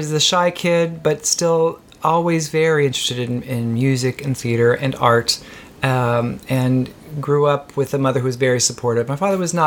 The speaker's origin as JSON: {"language": "English", "region": "Eastern Kentucky", "country": "United States", "tie": "born or raised there", "moved": "yes", "lives_now": "New York City, United States", "said": "I grew up in Eastern Kentucky, a very small town, 2,000 people"}